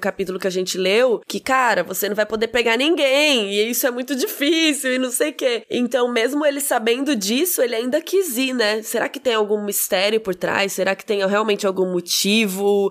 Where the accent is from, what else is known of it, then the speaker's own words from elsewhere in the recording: Cuiabá, Mato Grosso, Brazil; eu sou cuiabana